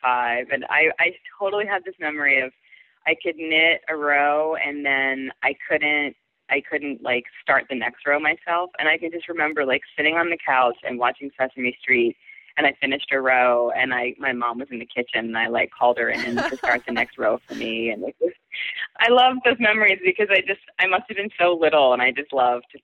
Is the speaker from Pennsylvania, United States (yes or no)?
yes; outside of Pittsburgh, Western Pennsylvania, United States; I was outside of Pittsburgh in Western Pennsylvania in a pretty rural area.